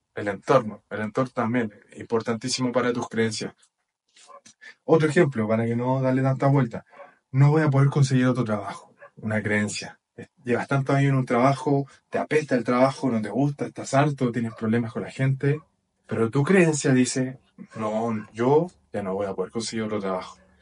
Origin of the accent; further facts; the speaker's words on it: Chile; moved away as an adult; now in Portugal; soy de Chile y actualmente estoy viviendo en Portugal